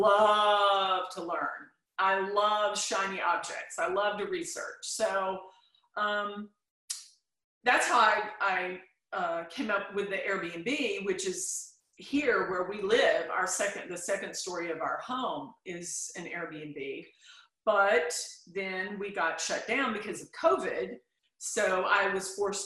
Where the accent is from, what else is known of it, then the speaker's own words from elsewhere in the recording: Chattanooga, Tennessee, United States; now in Nashville, United States; I was born in Chattanooga